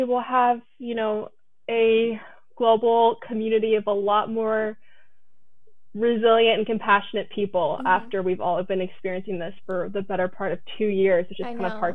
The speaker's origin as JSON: {"language": "English", "region": "Northern Virginia", "country": "United States", "also_born_or_lived": "Hawaii", "moved": "as an adult", "said": "I'm from Northern Virginia, so the DC area."}